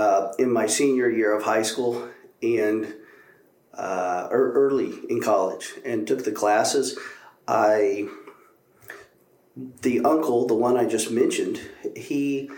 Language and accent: English; Oklahoma, United States; moved away as an adult; also born or lived in San Antonio, Texas; I grew up in really Oklahoma and finished high school there